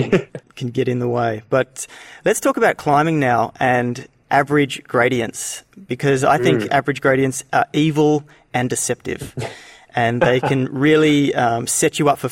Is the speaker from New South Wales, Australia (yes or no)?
no; Canberra, Australian Capital Territory, Australia; That's my hometown